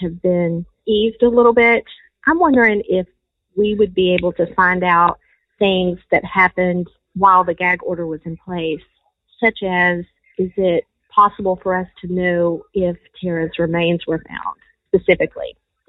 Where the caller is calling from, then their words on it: Warner Robins, Georgia, United States; from Warner Robins, Georgia, and I have a question.